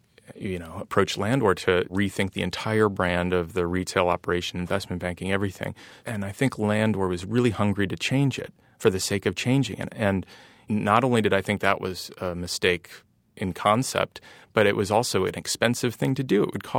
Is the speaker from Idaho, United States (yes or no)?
no; Ohio, United States; accent: nasally Ohio; Part of it is probably just growing up in Ohio and having kind of a nasally accent